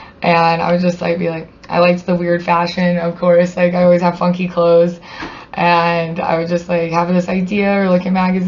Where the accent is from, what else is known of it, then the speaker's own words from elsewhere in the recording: Dalhart, Texas, United States; I grew up in Dalhart.